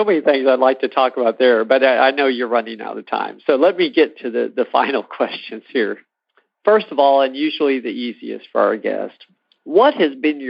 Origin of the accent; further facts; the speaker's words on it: United States; those of us that were born here